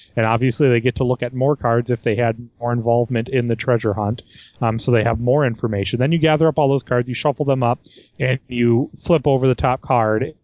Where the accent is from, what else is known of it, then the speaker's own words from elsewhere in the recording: United States; me being American